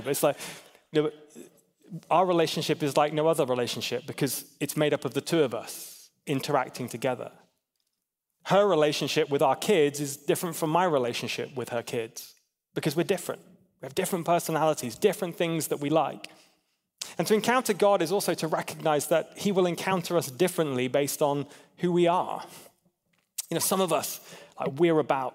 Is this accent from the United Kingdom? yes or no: yes; England, United Kingdom; I'm an English guy